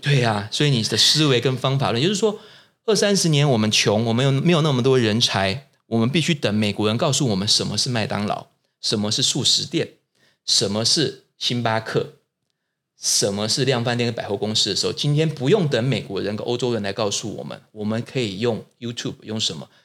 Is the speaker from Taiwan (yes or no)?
yes; Taiwan; 我们台湾人自己是谁